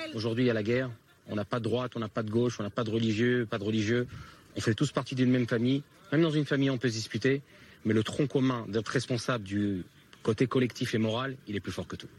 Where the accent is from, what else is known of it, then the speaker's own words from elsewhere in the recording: France; now in Israel; quand on vient de France